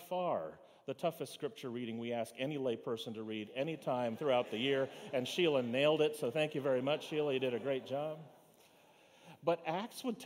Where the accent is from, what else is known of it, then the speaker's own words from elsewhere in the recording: Fort Lauderdale, Florida, United States; Where were you born? To which I say, Fort Lauderdale